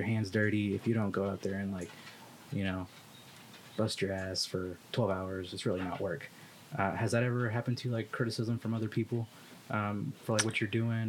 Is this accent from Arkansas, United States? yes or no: yes; Arkansas, United States; Well, I am.